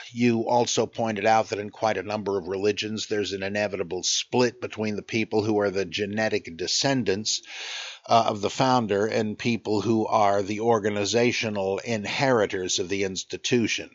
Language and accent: English; United States; I'm an American.